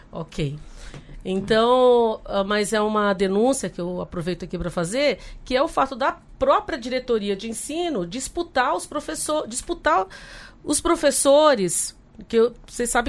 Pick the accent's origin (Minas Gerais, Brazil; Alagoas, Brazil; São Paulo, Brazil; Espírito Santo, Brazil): São Paulo, Brazil; Guarulhos; Então, eu sou lá de Guarulhos, tem a Unifesp, né, há 10 anos na, na, região